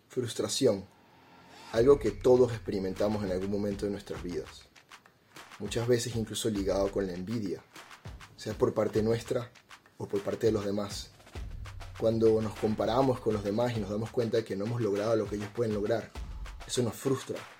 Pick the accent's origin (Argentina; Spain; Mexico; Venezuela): Venezuela; moved away as an adult; yo salí de Venezuela en el 2016. Yo había estudiado ingeniería en computación hasta el año 2013, me gradué